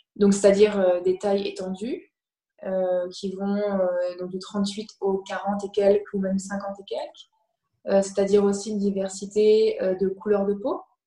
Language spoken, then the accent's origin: French; France; moved away as an adult; also born or lived in Canada / New York; je suis française, comme ça s'entend